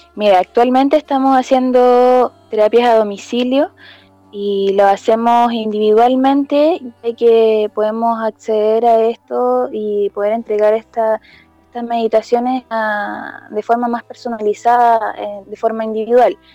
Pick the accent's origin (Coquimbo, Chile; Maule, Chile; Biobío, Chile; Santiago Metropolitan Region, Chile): Coquimbo, Chile; yo vivo en Coquimbo, en soy de Valle, pero vivo en Coquimbo, en la ciudad de Coquimbo